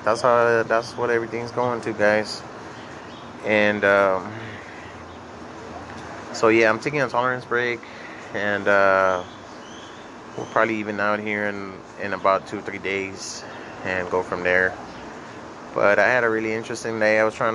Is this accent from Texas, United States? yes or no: yes; Laredo, Texas, United States; moved away; I'm from Laredo, Texas. I was born and raised over there.